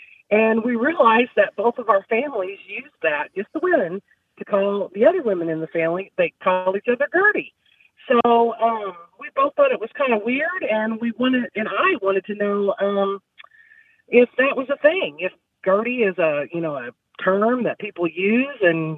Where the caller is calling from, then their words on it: Evansville, Indiana, United States; I'm calling from Southern Indiana in Evansville.